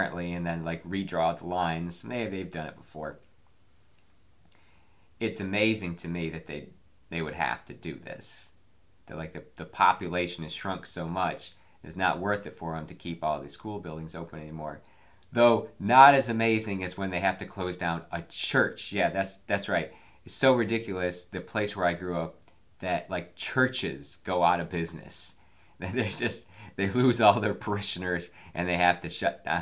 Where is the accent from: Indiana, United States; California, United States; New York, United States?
New York, United States; Binghamton; now in Loudoun County, United States; In Binghamton, where I grew up